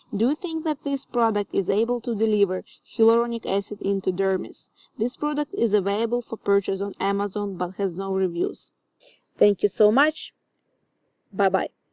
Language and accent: English; Ukraine; now in Austin, United States; I'm originally from Ukraine, but I live in Austin, Texas now.